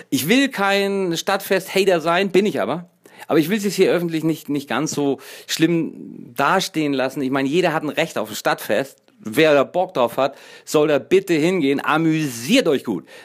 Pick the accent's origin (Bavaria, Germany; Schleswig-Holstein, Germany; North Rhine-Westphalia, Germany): Schleswig-Holstein, Germany; Kiel; Kiel ist meine Heimat. Hier fühle ich mich wohl. Hier darf ich Mensch sein.